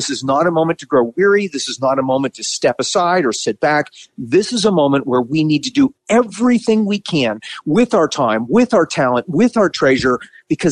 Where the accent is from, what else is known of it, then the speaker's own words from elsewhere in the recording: Pittsburgh, Pennsylvania, United States; I grew up in Pittsburgh, Pennsylvania, but my dad was from Ohio